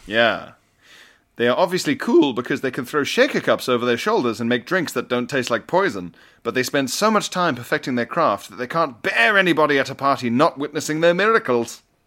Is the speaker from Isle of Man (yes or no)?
yes; Isle of Man; I grew up on the Isle of Man with the T T races